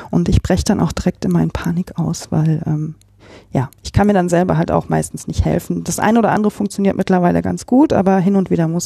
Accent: Remscheid, North Rhine-Westphalia, Germany; Also ich bin ja in Remscheid groß geworden, habe sehr lange auch in kleinen Städten gewohnt, lange auch in Leichling zum Beispiel

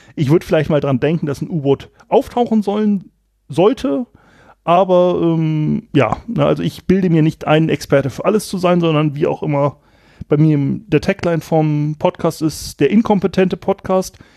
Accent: Germany; moved away as an adult; also born or lived in Kiel / Eckernförde; ich komme aus dem Anfang des Weser Berglands und da ist es, ähm, so gewesen, kleines Dorf, bisschen konservativ

